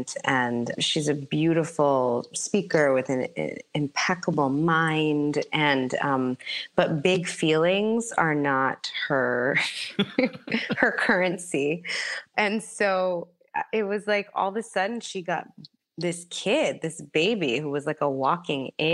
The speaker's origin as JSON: {"language": "English", "town": "New York City", "region": "New York", "country": "United States", "tie": "born or raised there", "said": "I was born in New York City. I grew up in the Bronx"}